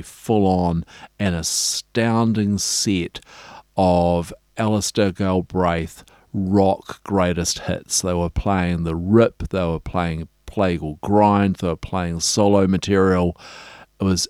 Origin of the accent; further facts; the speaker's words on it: Dunedin, Otago, New Zealand; I grew up in Dunedin